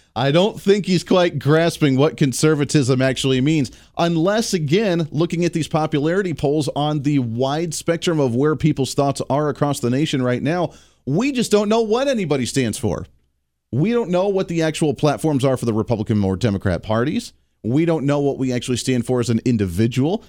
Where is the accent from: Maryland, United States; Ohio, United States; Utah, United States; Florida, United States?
Ohio, United States; moved away; growing up in Ohio, still having a lot of people that I know in Ohio